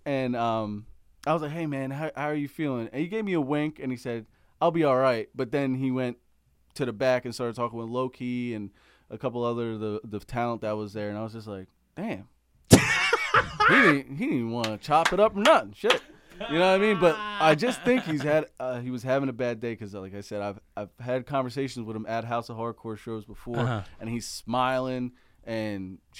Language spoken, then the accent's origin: English; Philadelphia, Pennsylvania, United States; But I grew up in the Philadelphia area, so I knew of the neighborhood